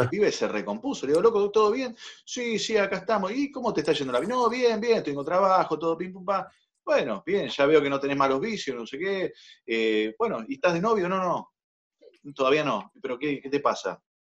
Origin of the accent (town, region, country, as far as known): Argentina